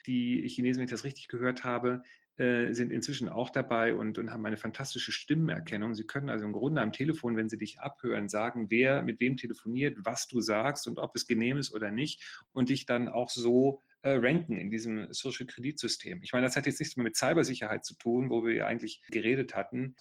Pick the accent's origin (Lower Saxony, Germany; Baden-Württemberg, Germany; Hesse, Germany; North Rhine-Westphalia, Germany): Lower Saxony, Germany; Gifhorn; wir kommen ja beide aus dem Osten von Niedersachsen